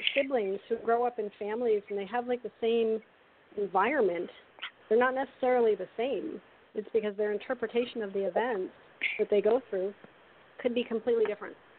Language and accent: English; Canada; I'm from Canada